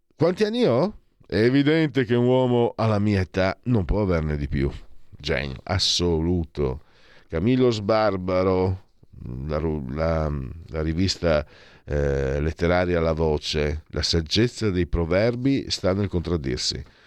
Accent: Triveneto, Italy; moved away; vengo dal Triveneto, sono qua da 18 anni

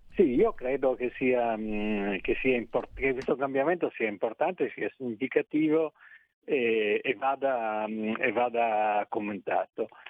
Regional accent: Trieste, Friuli-Venezia Giulia, Italy; io sono di Trieste

